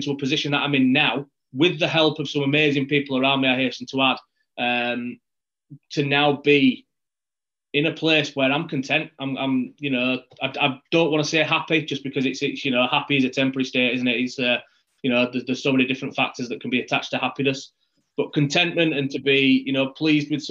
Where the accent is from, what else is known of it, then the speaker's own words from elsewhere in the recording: Yorkshire and the Humber, United Kingdom; I'm from West Yorkshire